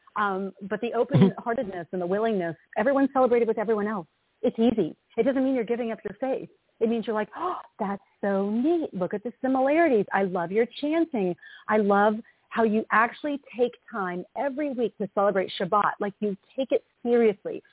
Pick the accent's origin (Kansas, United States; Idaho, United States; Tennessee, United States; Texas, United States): Tennessee, United States; now in North Carolina, United States; I grew up in Tennessee